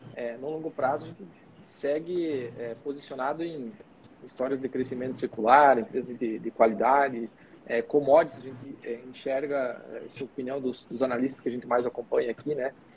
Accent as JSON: {"language": "Portuguese", "country": "Brazil", "said": "como bom brasileiro"}